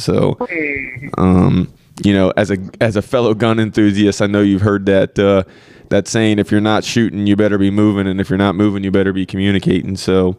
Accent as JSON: {"language": "English", "region": "Oklahoma", "country": "United States", "tie": "born there", "also_born_or_lived": "Pennsylvania / Virginia", "said": "So I was born in Oklahoma. My parents split, my mom moved back to Pennsylvania, spent time there between there and Oklahoma."}